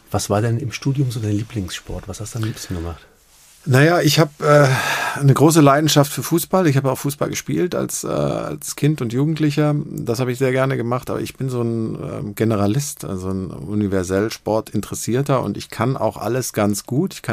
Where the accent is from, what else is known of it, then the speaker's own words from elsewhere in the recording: Stuttgart, Baden-Württemberg, Germany; also born or lived in Tübingen; now in Cologne, Germany; bin Schwabe, dem man das äh, zum Glück nicht mehr so anhört. Äh, ich komme aus Tübingen, bin in Stuttgart groß geworden, lebe jetzt seit Ewigkeiten in Köln